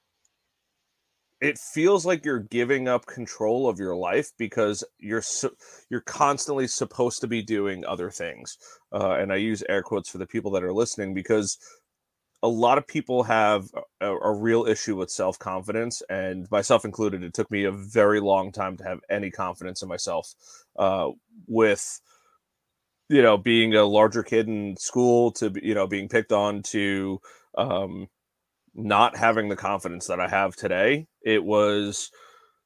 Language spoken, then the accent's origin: English; Long Island, New York, United States; moved away as an adult; now in Belmont, United States; Originally born and raised on Long Island, recently moved down to a little town called Belmont, North Carolina.